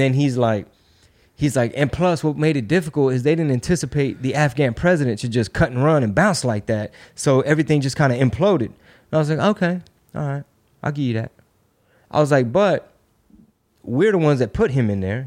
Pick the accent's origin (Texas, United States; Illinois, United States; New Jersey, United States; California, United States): Texas, United States; Houston; I'm from Texas, I'm Mexican